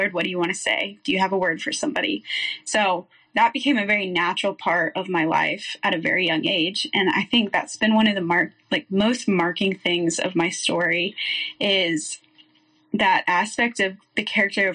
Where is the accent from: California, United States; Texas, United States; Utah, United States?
Texas, United States; Waco; also born or lived in Denver, Colorado / Kansas; I was born in Denver, Colorado, lived there for a couple years, moved to Kansas, where my dad worked at a church, and then we moved to Waco when I was young, kindergarten age. And so grew up there